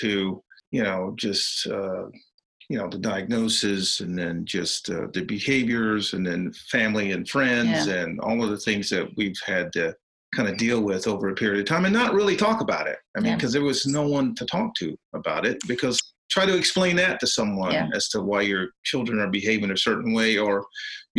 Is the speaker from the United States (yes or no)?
yes; West Virginia, United States; now in Washington, United States; I am from West Virginia